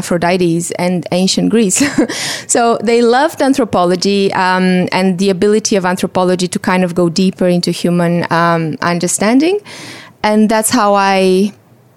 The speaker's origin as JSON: {"language": "English", "country": "Romania", "tie": "born or raised there", "also_born_or_lived": "Vienna / Germany / Brazil", "moved": "as an adult", "said": "I'm originally from Romania, and I was part of that generation that grew up immediately after the fall of communism"}